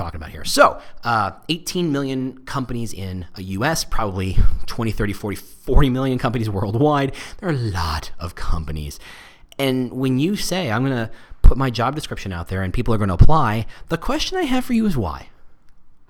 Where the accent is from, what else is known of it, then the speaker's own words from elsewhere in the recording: New Jersey, United States; I'm from Jersey